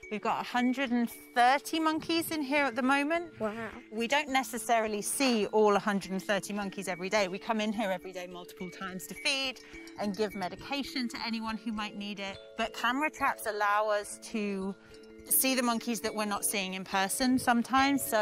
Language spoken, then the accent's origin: English; England, United Kingdom; moved away as an adult; also born or lived in London; now in South Texas, United States; I'm originally from the United Kingdom, from England